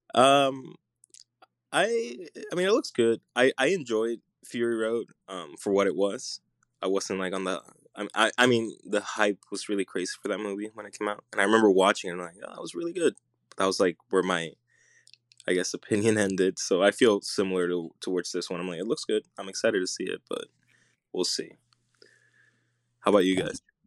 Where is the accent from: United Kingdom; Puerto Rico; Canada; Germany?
Puerto Rico; I'm, I'm Puerto Rican. I grew up in Puerto Rico